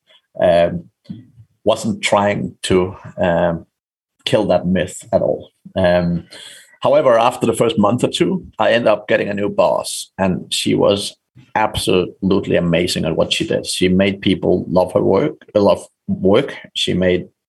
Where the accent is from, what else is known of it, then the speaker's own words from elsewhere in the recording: Denmark; moved away as an adult; also born or lived in Ireland; I'm from Denmark originally, but I got a job moving to Ireland